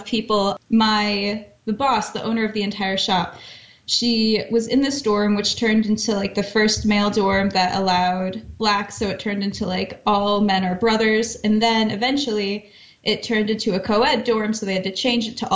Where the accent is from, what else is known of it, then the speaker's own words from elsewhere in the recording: Iowa, United States; moved away as an adult; also born or lived in Missouri; now in New Jersey, United States; I moved to Iowa, grew up mostly in Iowa